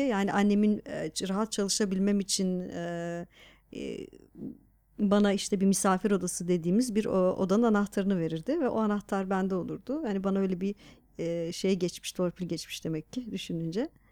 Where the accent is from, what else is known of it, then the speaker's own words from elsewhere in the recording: Diyarbakır Province, Turkey; now in Istanbul, Turkey; Diyarbakır'da büyüdüm sonuçta.